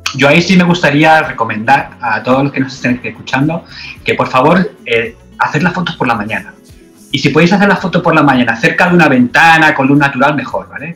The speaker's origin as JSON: {"language": "Spanish", "town": "Madrid", "region": "Community of Madrid", "country": "Spain", "moved": "yes", "lives_now": "Australia", "said": "en Madrid, de donde yo soy"}